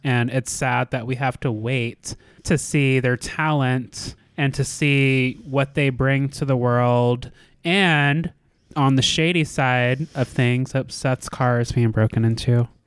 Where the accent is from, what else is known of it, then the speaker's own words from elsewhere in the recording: United States; American viewers, like myself